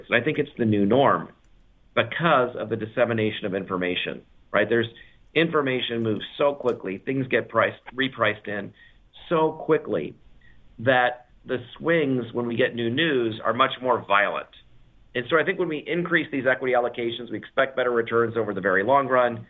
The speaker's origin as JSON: {"language": "English", "country": "United States", "said": "being an American"}